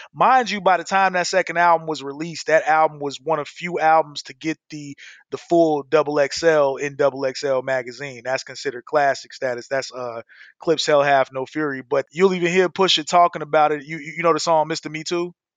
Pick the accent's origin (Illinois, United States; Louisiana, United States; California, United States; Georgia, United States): Illinois, United States; Chicago; now in Arizona, United States; I live in Arizona, but I grew up in Chicago